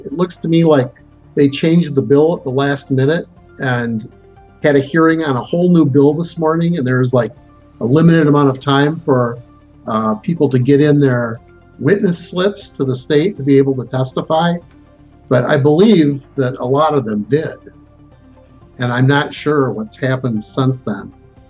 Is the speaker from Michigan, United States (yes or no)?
yes; Flint, Michigan, United States; I am. I'm from Flint.